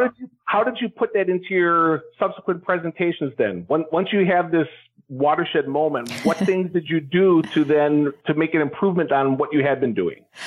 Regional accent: Wisconsin, United States; move back to Wisconsin, which is my home state

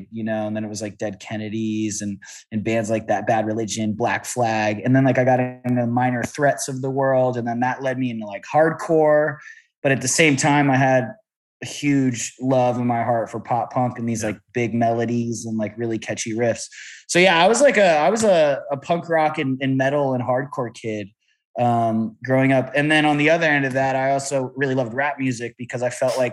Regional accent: Riverside, California, United States; I grew up in Riverside

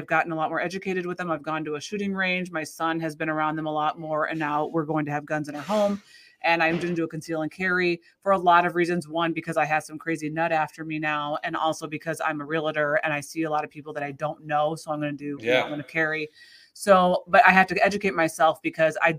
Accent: United States; as an American

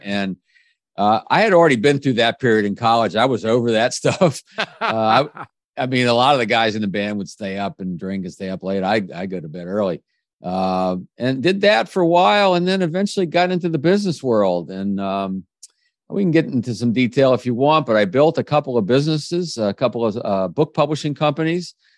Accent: Kensington, Maryland, United States; also born or lived in Washington, D.C.; I grew up in the Washington, D C area

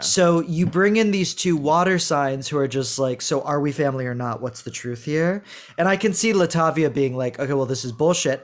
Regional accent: Houston, Texas, United States; I'm from Houston

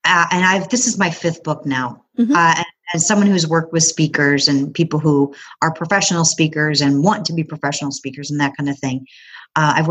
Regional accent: Chicago, Illinois, United States; now in Knoxville, United States; I grew up in the Chicago area, but now I live in Knoxville, Tennessee

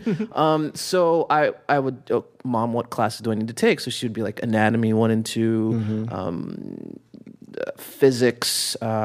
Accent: Coral Springs, Florida, United States; I grew up in Coral Springs, Florida

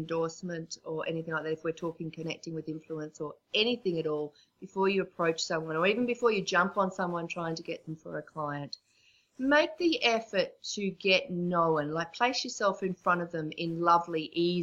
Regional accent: Australia; accent: Australian; because of my accent, I know we're both Aussies

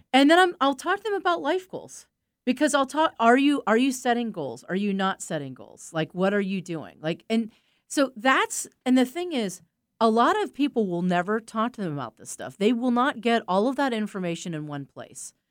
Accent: East Coast, United States; I'm from the East Coast. I grew up with people like

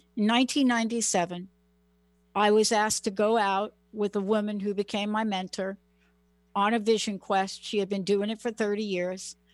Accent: New York City, New York, United States; moved away; also born or lived in Washington State / California; I'm a girl from the Bronx

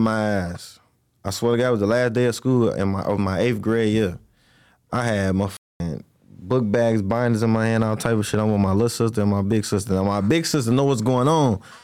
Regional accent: Jackson, Mississippi, United States; moved away; also born or lived in Chicago, Illinois; So, I was born in Jackson, Mississippi. I was born in Jackson, Mississippi. I moved to Chicago

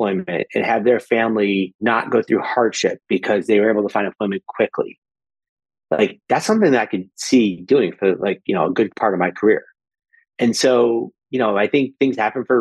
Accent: Syracuse, New York, United States; I grew up in Syracuse, New York

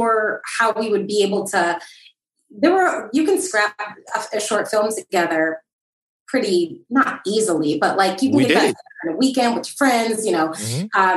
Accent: Milwaukee, Wisconsin, United States; I'm from Milwaukee

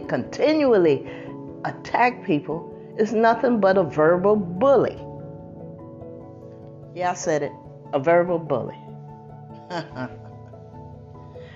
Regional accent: United States; This is my country. This is where I was born.

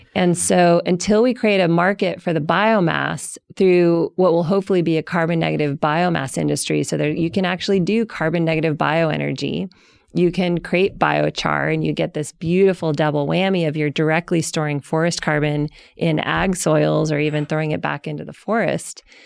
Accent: Colorado, United States; I grew up in Colorado

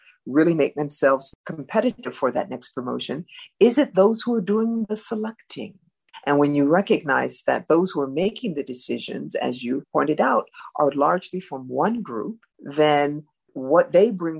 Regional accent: Cleveland, Ohio, United States; moved away; I'm from Cleveland, a big city, Midwestern experiences.

